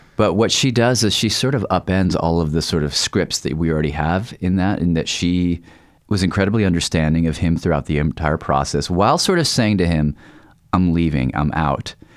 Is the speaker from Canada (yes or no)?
no; the South, United States; growing up in the South